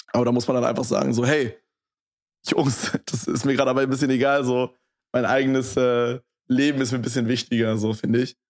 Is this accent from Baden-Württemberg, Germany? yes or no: no; Berlin, Germany; in Köpenick bin ich halt aufgewachsen